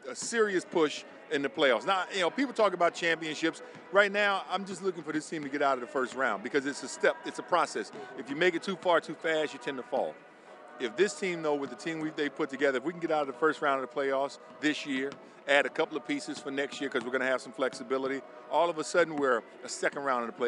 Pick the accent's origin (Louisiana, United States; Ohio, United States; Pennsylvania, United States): Louisiana, United States; New Orleans; also born or lived in Mississippi; I have an affinity for New Orleans, having spent a lot of my life there. And even when I wasn't in New Orleans, I was an hour away in Mississippi. So it's always been home. It'll always be home.